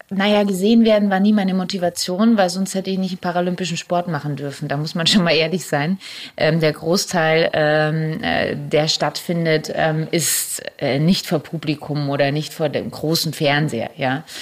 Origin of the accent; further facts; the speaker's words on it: Germany; wir als Deutsche